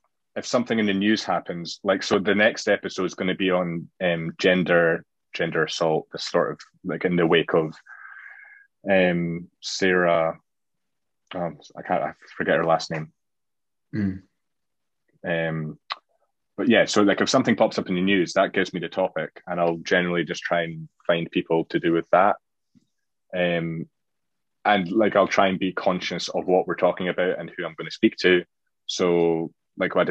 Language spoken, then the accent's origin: English; Scotland, United Kingdom; being Scottish